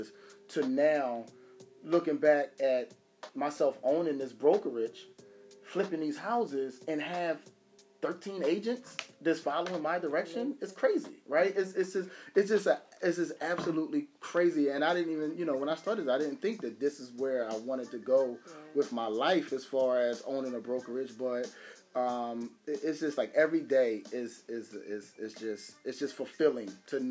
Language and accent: English; Philadelphia, Pennsylvania, United States; I'm from Nicetown. Like, I'm from Nicetown. I'm from Logan. Like, this is, you know, I come from some of the roughest neighborhoods in Philadelphia.